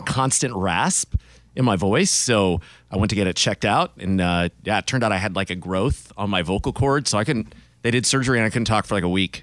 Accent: Hawaii, United States; now in Bakersfield, United States; born and raised in Hawaii

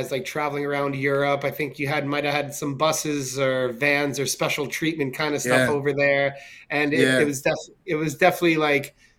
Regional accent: New York City, New York, United States; moved away; also born or lived in California; growing up in New York City was an amazing education

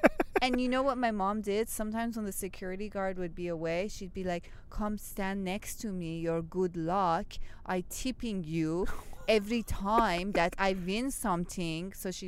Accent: Seattle, Washington, United States; we grew up in Seattle

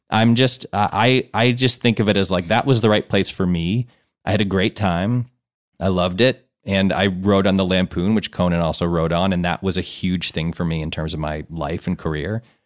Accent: Connecticut, United States; also born or lived in Ann Arbor, Michigan; I grew up my whole life on the East Coast

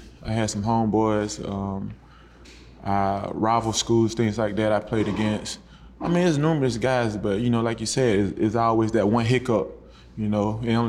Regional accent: Alabama, United States; I'm from the South. I'm from Little Alabama, so like I'm used to hurricanes.

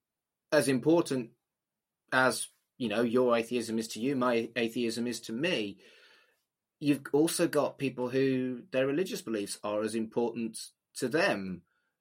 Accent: United Kingdom; I'm British

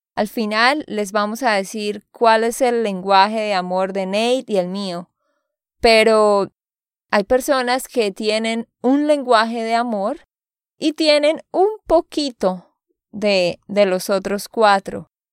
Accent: Santander, Colombia; de Santander, Colombia.

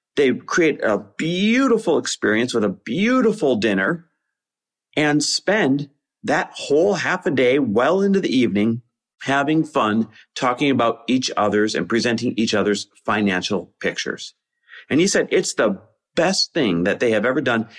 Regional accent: Green Bay, Wisconsin, United States; moved away; my hometown of Green Bay, Wisconsin, where we just bought a lake house

